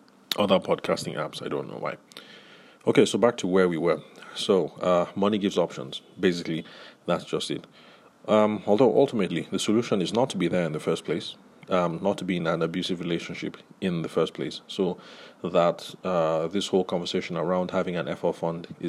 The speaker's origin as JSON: {"language": "English", "country": "Nigeria", "said": "growing up in the Nigerian professional space"}